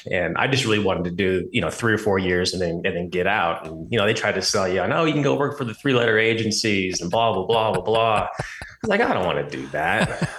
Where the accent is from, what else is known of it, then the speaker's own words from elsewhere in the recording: Oregon, United States; So just a quick, background on myself, born and raised in Oregon